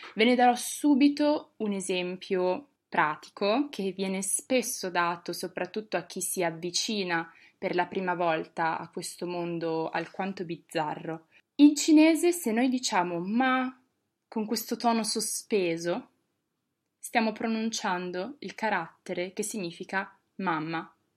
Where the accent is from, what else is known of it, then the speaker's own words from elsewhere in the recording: Bologna, Emilia-Romagna, Italy; moved away as an adult; now in Rome, Italy; sono di Bologna